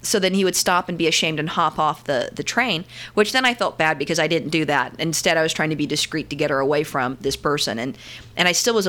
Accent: New York, United States; Yeah, see, that's the benefits of growing up in New York.

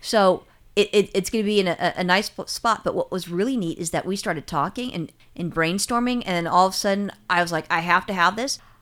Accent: California, United States; I'm a Californian

